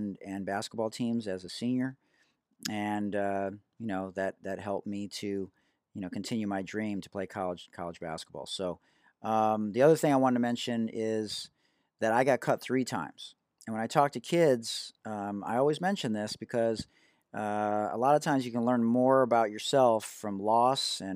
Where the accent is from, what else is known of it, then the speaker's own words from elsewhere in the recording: Detroit, Michigan, United States; also born or lived in Oak Park, Michigan; I hail to you from Detroit, Michigan. I'm a proud graduate of Oak Park High School